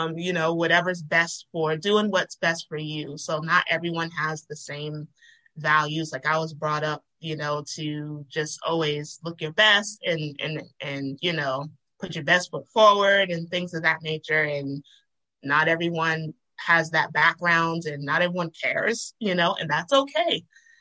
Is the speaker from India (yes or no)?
no; Nigeria; And, and I'm Nigerian, and so I've been to those countries where, that is a everyday life of people.